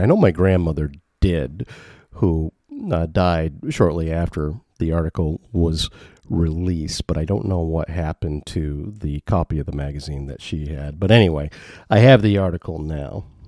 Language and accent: English; Maine, United States; I am from Maine